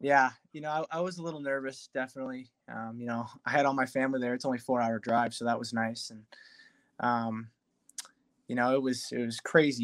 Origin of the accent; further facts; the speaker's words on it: Detroit, Michigan, United States; happening in my hometown you know all my family